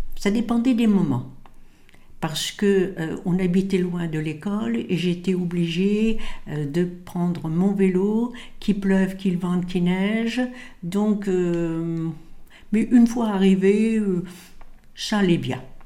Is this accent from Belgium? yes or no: no; Mondeville, Normandy, France; also born or lived in Caen; Dans le Calvados, dans une petite ville qui s'appelait Mondeville et Giberville